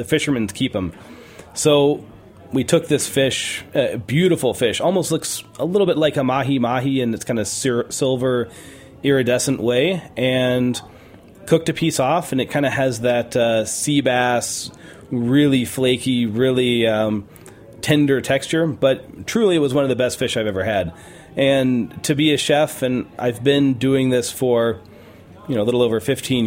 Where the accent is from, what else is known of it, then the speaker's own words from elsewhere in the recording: New Mexico, United States; now in Big Sur, United States; growing up in New Mexico